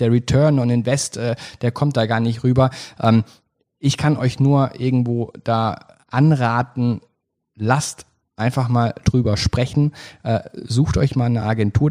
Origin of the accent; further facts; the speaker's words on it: Black Forest, Baden-Württemberg, Germany; ich komme aus dem Schwarzwald